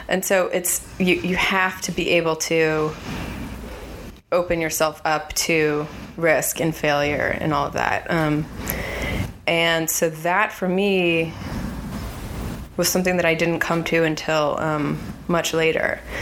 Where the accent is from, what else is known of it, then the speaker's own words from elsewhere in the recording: California, United States; growing up in California